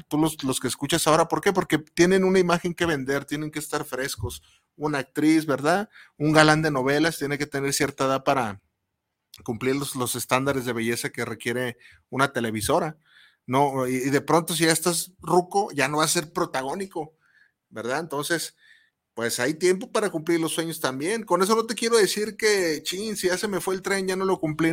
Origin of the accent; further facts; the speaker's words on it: Mexico; como mexicano